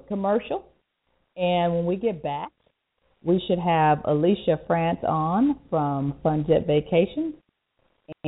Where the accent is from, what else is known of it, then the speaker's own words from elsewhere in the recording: Chicago, Illinois, United States; moved away; I'm from Chicago